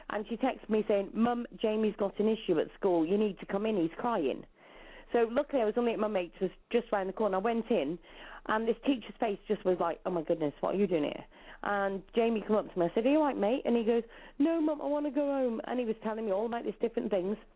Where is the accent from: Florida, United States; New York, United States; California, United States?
New York, United States; I'm from New York.